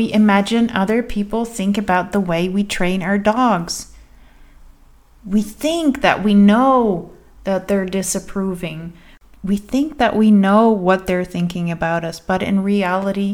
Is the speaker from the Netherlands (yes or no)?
yes; Netherlands; since I was from the Netherlands